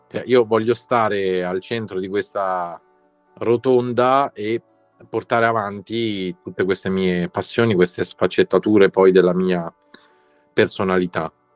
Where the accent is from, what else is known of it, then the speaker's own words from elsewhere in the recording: Rome, Lazio, Italy; noi da romani